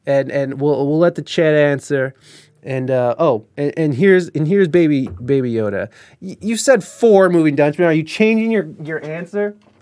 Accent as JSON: {"language": "English", "country": "United States", "said": "as an American"}